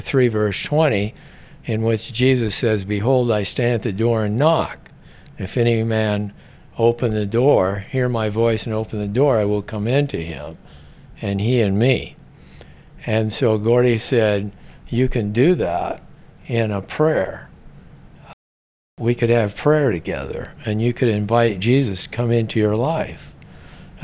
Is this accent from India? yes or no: no; Seattle, Washington, United States; now in Scottsdale, United States; I was born in Seattle, Washington, and I didn't come from a religious home